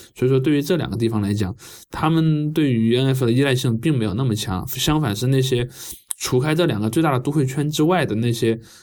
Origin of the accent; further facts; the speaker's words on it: China; 他唱国歌不会像我们中国这样就弄得那么严肃